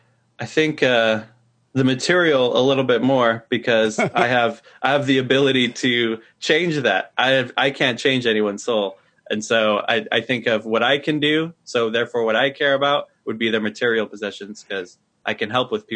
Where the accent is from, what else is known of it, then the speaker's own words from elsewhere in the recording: California, United States; No, I'm from California.